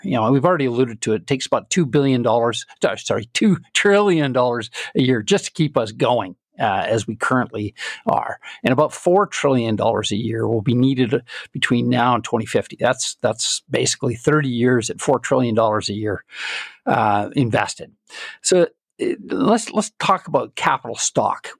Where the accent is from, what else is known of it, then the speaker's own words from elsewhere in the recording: Calgary, Alberta, Canada; I'm Canadian, and I was born and raised in Calgary.